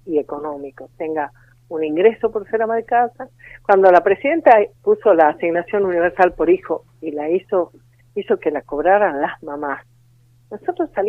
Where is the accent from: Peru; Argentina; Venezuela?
Argentina; Tucumán; De eh? Tucumán.